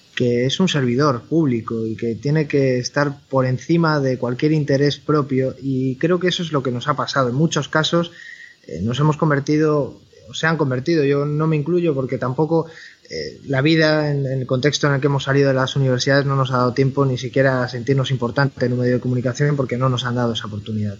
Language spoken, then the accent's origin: Spanish; Valladolid, Castile and León, Spain; moved away as an adult; also born or lived in Madrid; now in Galicia, Spain; Yo soy de Valladolid, estudié periodismo en Valladolid